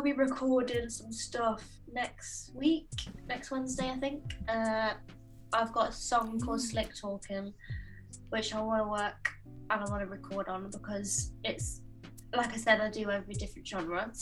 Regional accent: Stafford, West Midlands, United Kingdom; Redrum, which is Stafford, so my hometown

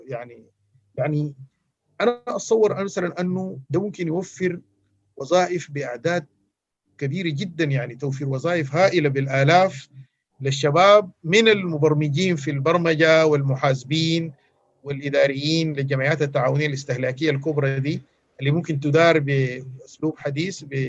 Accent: Sudan; احنا كلنا كسودانيين

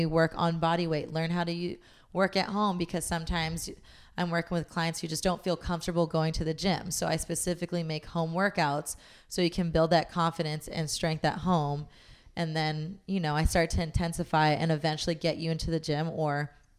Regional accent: Long Beach, California, United States; now in Los Angeles, United States; it sound like I'm from New York. I came from like Long Beach.

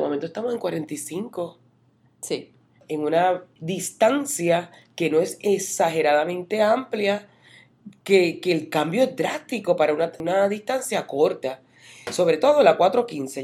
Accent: Puerto Rico; moved away as an adult; now in Central Florida, United States; uno viene de la Isla del Encanto, de donde soy yo

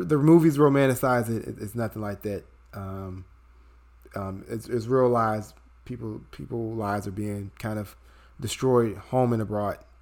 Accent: Chicago, Illinois, United States; moved away; my hometown of Chicago

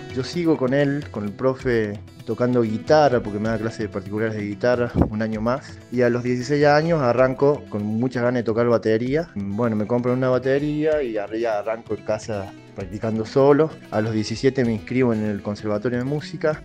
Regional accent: Córdoba, Argentina; moved away as an adult; also born or lived in Las Toscas, Santa Fe; now in Salta, Argentina; Nací en Córdoba, ahí a los meses de nacer nos mudamos a Santa Fe, a Las Toscas, a los seis años volvimos a Córdoba. Así que ahí estuve, bueno, toda mi, infancia, va, la segunda parte de mi infancia, mi adolescencia y parte de mi adultez en Córdoba.

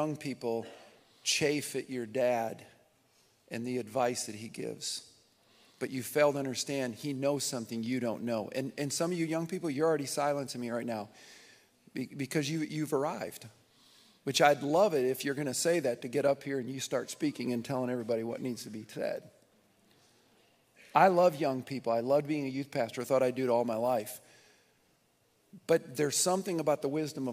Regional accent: southern Nebraska, United States; also born or lived in Michigan; I was born in Michigan, but when I was five, we ended up in 1970 in southern Nebraska, and this has been home

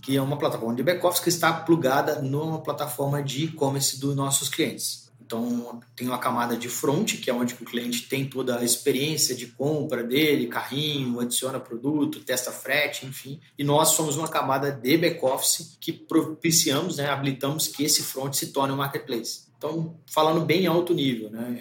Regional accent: Belo Horizonte, Minas Gerais, Brazil; moved away as an adult; now in São Paulo, Brazil; Eu sou mineiro de BH

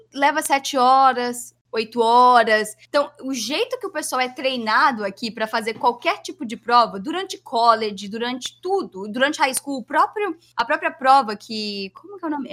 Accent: Vitória, Espírito Santo, Brazil; moved away as an adult; also born or lived in New Jersey; now in Philadelphia, United States; Eu sou de Vitória, que é uma cidade relativamente melhor a muitas muitas outras cidades em relação, né, à violência e tudo mais

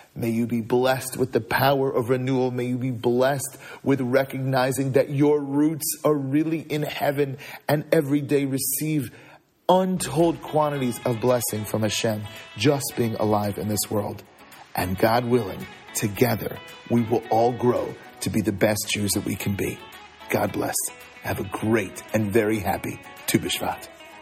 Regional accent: California, United States; now in Chicago, United States; I grew up in California

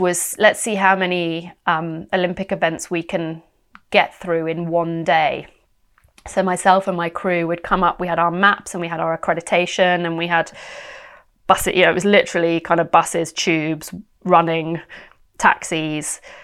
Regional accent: United Kingdom; also born or lived in West London; it was exciting being British and in London

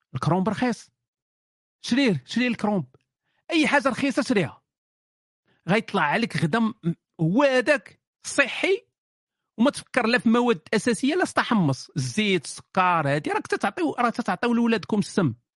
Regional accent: Morocco; انا كمغربي يعني انا عايش في المغرب

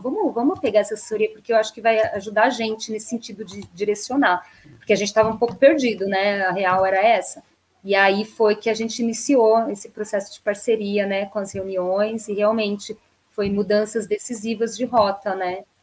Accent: São Paulo, Brazil; moved away as an adult; also born or lived in Paraná / Santo André / northern Minas Gerais; eu nasci no Paraná, e com um ano meus pais migraram para São Paulo, então, e eu passei a minha infância toda indo para o norte de Minas

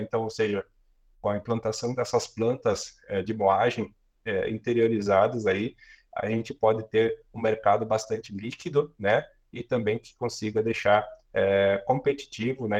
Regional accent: Guaporé, Rio Grande do Sul, Brazil; sou natural de Guaporé, aqui no Rio Grande do Sul, na, na Serra Gaúcha

